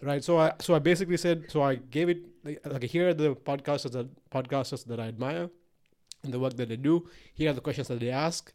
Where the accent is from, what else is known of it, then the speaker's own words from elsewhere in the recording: Sri Lanka; moved away; I'm from Sri Lanka